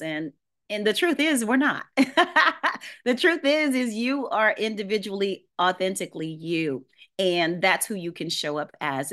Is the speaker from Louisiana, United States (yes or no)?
yes; New Orleans, Louisiana, United States; I grew up in New Orleans, Louisiana